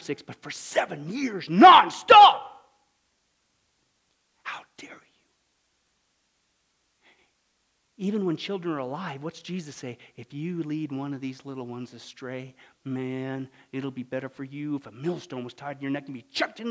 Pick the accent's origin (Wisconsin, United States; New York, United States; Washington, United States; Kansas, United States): Kansas, United States; Kansas, my home state, Bible Belt